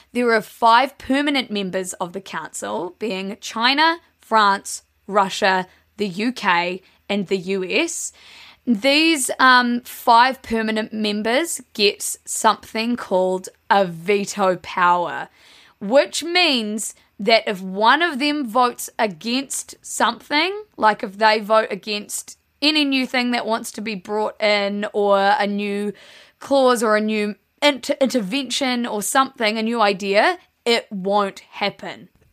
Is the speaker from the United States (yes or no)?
no; South Island, New Zealand; We're from the South Island. We grew up calling it Fajoa, but everyone up in the North Island calls it Fajoa